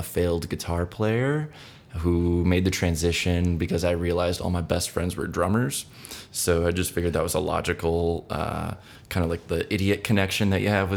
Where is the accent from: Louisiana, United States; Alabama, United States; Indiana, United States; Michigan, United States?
Michigan, United States; Big Rapids; I'm from Big Rapids, which is about an hour north of Grand Rapids